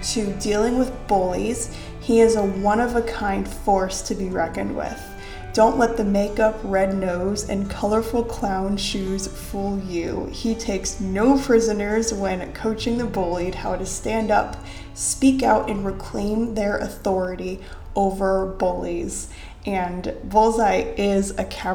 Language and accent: English; Ohio, United States; I am also from Ohio.